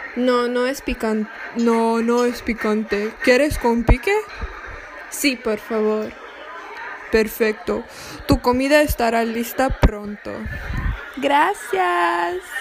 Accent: Brazil; Mi nacionalidad es brasileña

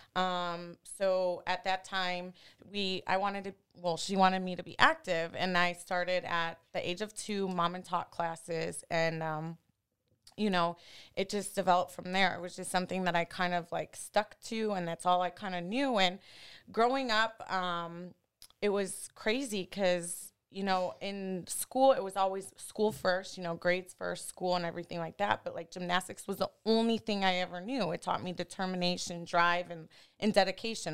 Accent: Cleveland, Ohio, United States; moved away; also born or lived in Miami; I was born and raised in Cleveland, Ohio

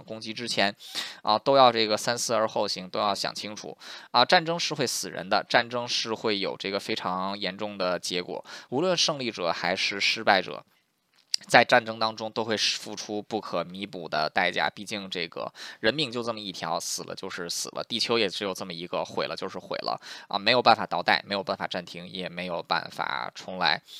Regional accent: United States; 虽然说我作为一个美国人啊，

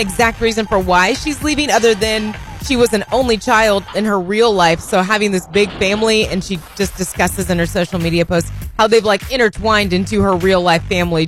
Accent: outside of West Lafayette, Indiana, United States; moved away as an adult; now in Northwest Arkansas, United States; I grew up outside of West Lafayette. So like 37 years of Boilermakers in my blood.

